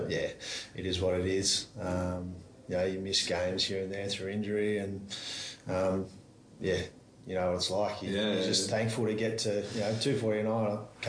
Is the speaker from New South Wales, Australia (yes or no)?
yes; Albury, New South Wales, Australia; I'm from Albury, so I grew up there